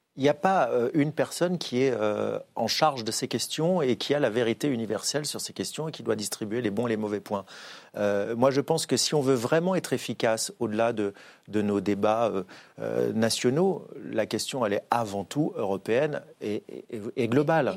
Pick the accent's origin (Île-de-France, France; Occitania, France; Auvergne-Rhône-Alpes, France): Auvergne-Rhône-Alpes, France; Saint-Étienne; Je ne suis pas parisien, je suis stéphanois